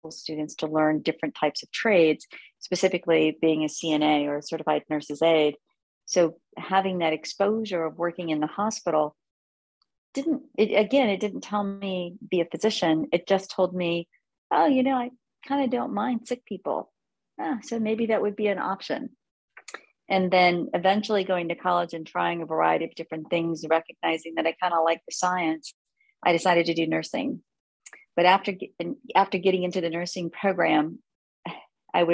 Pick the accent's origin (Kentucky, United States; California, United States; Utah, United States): California, United States; Southern; I grew up in Southern California